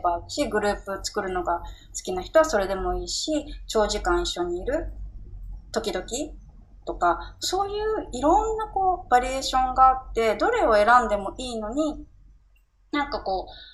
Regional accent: Tokyo, Japan; 私、地元が新宿で

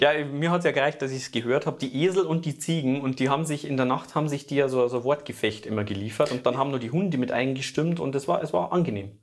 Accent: Germany; ich bin Deutscher

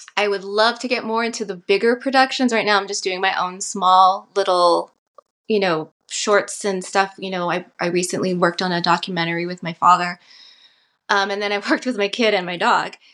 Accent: Santa Fe, New Mexico, United States; also born or lived in Navajo Nation; I'm from Northern New Mexico. I was born in Santa Fe, and I'm currently residing here, um, in Santa Fe for the last four years

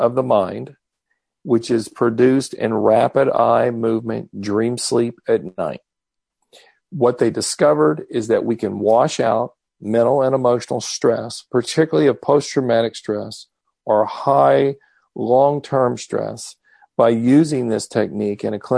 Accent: Texas, United States; I am from Texas

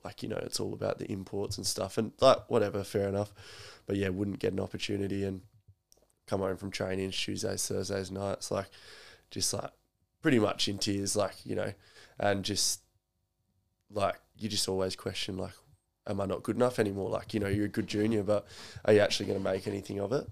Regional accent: Roxby Downs, South Australia, Australia; also born or lived in Mount Gambier, South Australia / Bunbury, Western Australia; I came from Roxby where you didn't actually get to pick who you played for

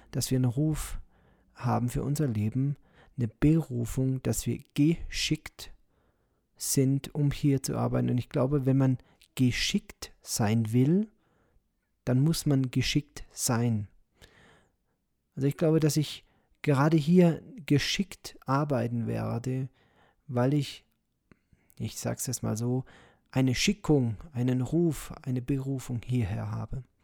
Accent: Moosbach, Germany; ich bin hier in Moosbach äh, geboren, ich bin hier aufgewachsen, ich habe hier mein Leben verbracht und ich werde ja eines Tages sterben.

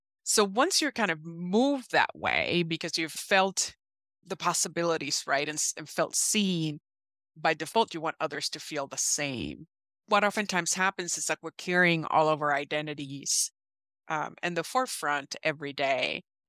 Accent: Puerto Rico; now in United States; I am originally from Puerto Rico, and I've been in the Midwest for many years

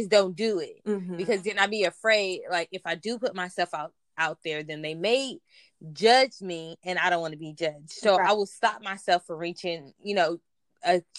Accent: Compton, California, United States; also born or lived in Lynwood, California; I'm originally from Compton, California, by way of Linwood

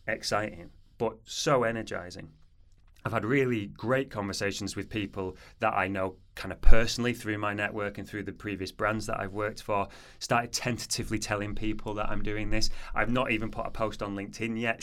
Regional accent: Manchester, North West England, United Kingdom; moved away as an adult; also born or lived in Portsmouth; I'm from Manchester originally, as you can probably tell by my accent

